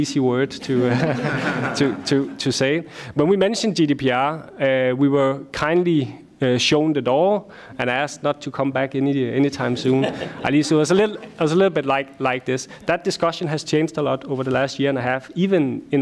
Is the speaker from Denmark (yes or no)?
yes; Denmark; I am from Denmark